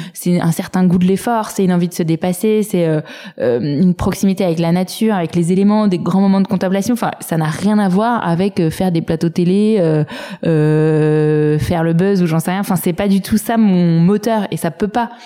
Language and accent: French; Saint-Cloud, Île-de-France, France; J'ai grandi à Saint-Cloud euh, dans les Hauts-de-Seine